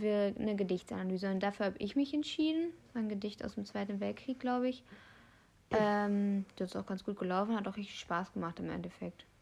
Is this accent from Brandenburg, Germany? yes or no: yes; Brandenburg, Germany; hier bei uns in Brandenburg